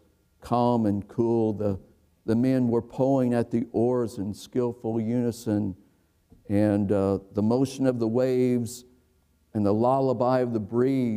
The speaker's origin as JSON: {"language": "English", "region": "Indiana", "country": "United States", "said": "I'm from Indiana"}